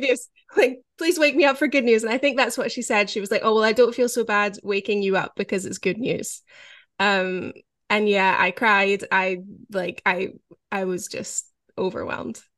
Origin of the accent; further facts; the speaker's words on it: Scotland, United Kingdom; growing up in Scotland